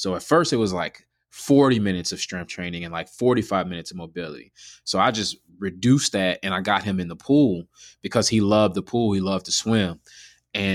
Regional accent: United States; I'm born and raised in America

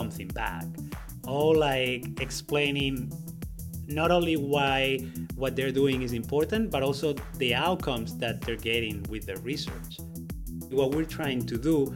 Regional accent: a town outside of Barcelona, Catalonia, Spain; moved away; also born or lived in El Bierzo, Castile and León; I grew up in Spain, in a town outside of Barcelona

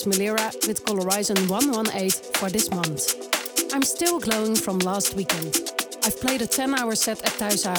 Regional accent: Amsterdam, North Holland, Netherlands; my hometown Amsterdam.

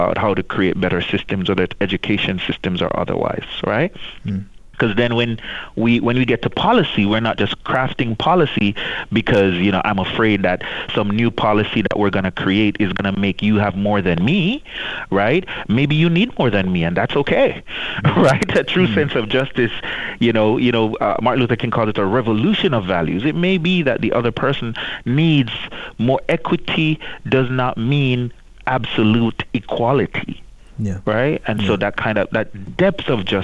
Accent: Jamaica; grew up in the church in the Caribbean. I'm from Jamaica

